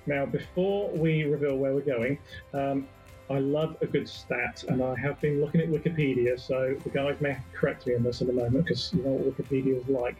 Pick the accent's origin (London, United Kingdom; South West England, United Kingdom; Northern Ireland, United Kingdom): South West England, United Kingdom; Bournemouth; we're from Bournemouth in the UK